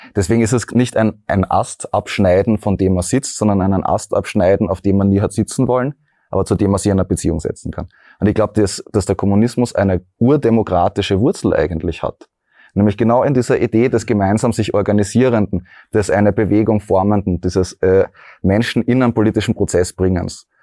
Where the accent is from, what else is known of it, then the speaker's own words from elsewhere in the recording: Graz, Styria, Austria; ich bin ja aus Graz